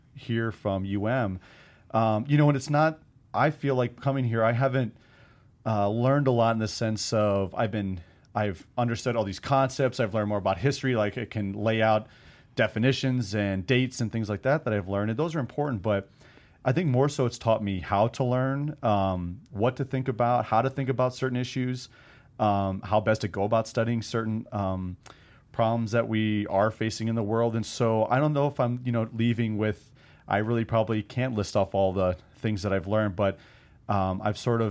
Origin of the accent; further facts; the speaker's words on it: South Dakota, United States; also born or lived in Georgia; now in Missoula, United States; whether it was growing up in South Dakota or living in Georgia